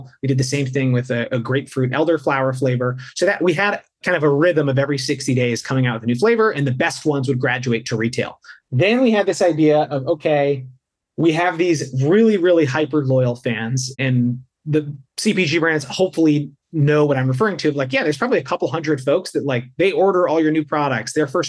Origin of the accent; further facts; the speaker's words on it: East Coast, United States; I grew up on the East Coast. So whenever we'd visit my cousins and grandparents out here on the West Coast